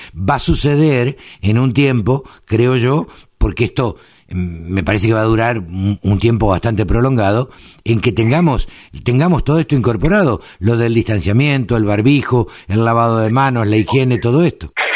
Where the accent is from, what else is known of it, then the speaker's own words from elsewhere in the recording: Maipú, Buenos Aires Province, Argentina; en Maipú, en mi pueblo